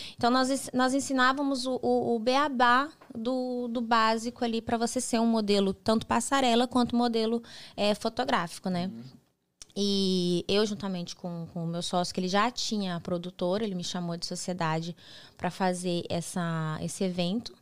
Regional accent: Mato Grosso, Brazil; moved away as an adult; also born or lived in Guarapuava, Paraná / Rio de Janeiro / Texas / Miami; now in United States; eu sou natural de Guarapuava, Paraná. Uhum. Uma cidade no interior do, do Paraná. Me criei é, em Mato Grosso, mudei muito nova para Mato Grosso

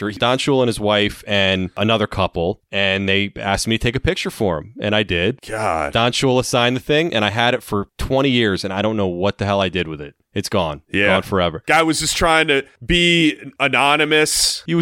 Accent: Washington, District of Columbia, United States

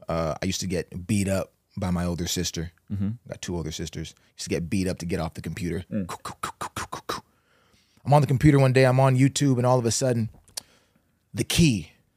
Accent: St. John's, Newfoundland and Labrador, Canada; born there; I was born in St. John's, Newfoundland.

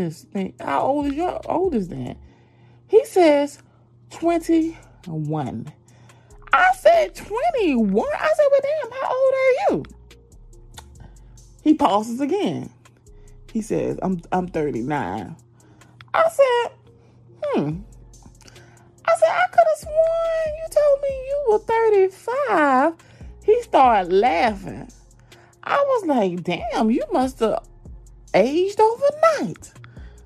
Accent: Georgia, United States; accent: southern; Y'all know my southern accent

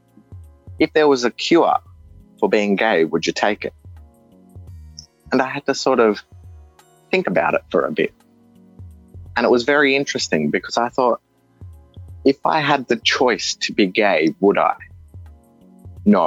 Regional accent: Australia; accent: Australian; also born or lived in India; I sound Australian, and I feel Australian because I know Australia. I grew up in Australia

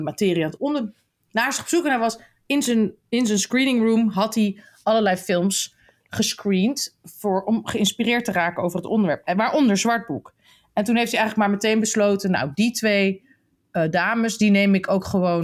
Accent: Netherlands; als Nederlanders

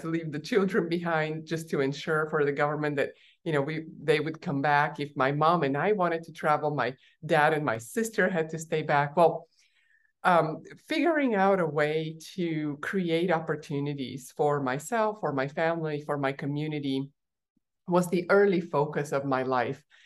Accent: Bulgaria; moved away; I was born in Bulgaria while it was still a communist country, tiny little country

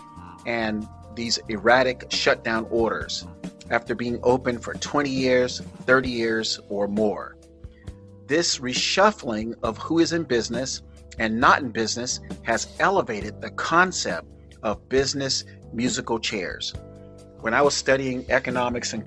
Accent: South Florida, United States; My hometown people in South Florida

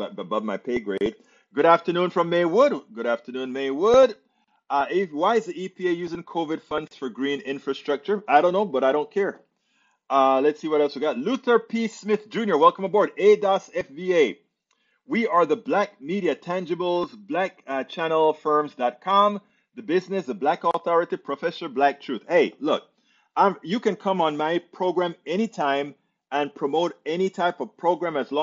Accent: Panama; moved away; I'm from Panama

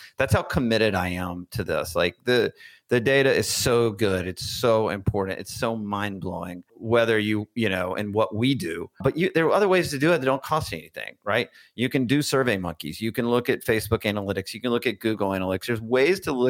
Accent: Birmingham, Alabama, United States; moved away as an adult; also born or lived in Washington, D.C.; I grew up in Birmingham, Alabama

